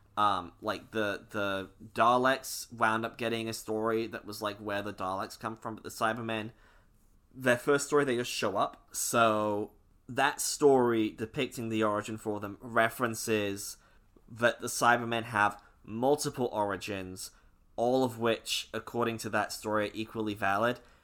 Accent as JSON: {"language": "English", "region": "Scotland", "country": "United Kingdom", "said": "I'm Scottish."}